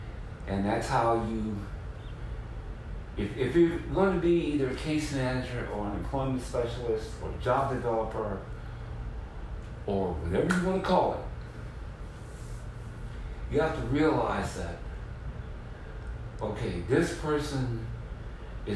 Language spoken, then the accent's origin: English; Mississippi Gulf Coast, United States; also born or lived in New Orleans, Louisiana; now in San Francisco, United States; I'm originally from what you would call the land of hurricanes. Okay? I'm from the Mississippi Gulf Coast